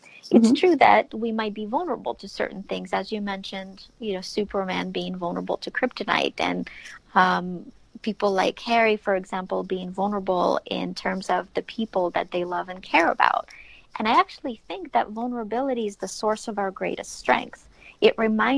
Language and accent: English; Ukraine; moved away; I grew up in Ukraine.